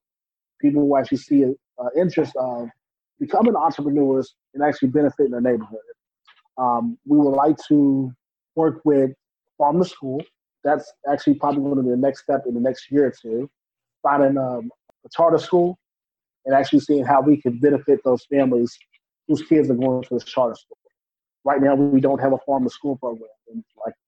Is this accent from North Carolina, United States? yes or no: yes; New Bern, North Carolina, United States; I'm from New Bern, which is a small, it's known as an agricultural community before